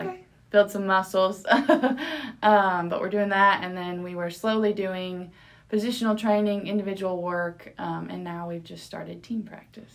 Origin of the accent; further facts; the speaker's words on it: Dos Palos, California, United States; first language Spanish; moved away as an adult; also born or lived in Arkansas; now in Oklahoma, United States; i'm from a really small town in california